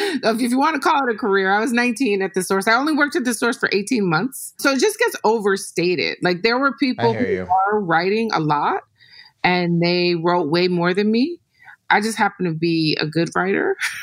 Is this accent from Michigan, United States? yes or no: yes; Detroit, Michigan, United States; Yeah, it's the second thing I say. … from Detroit.